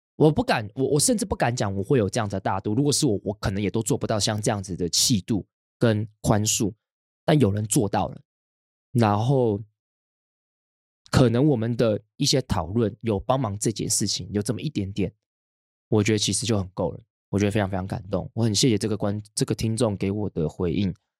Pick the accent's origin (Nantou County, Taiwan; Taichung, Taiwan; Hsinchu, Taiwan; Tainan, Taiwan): Hsinchu, Taiwan; now in Taipei, Taiwan; 从我国小开始，我们，我搬到新竹之后